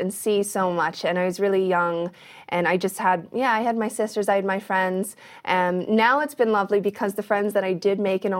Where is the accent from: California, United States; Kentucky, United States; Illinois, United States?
Kentucky, United States; born there; I was born in like the most random place ever. I was born in Kentucky.